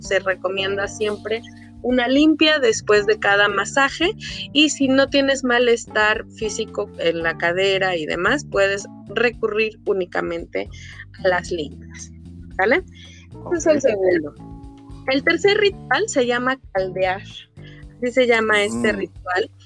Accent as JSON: {"language": "Spanish", "country": "Mexico", "said": "nosotros como mexicanos eh, conocemos este ritual"}